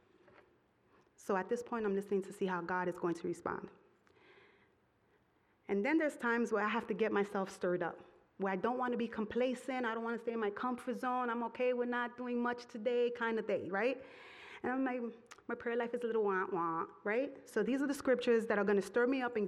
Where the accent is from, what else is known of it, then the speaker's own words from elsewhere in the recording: New York City, New York, United States; I come from Brooklyn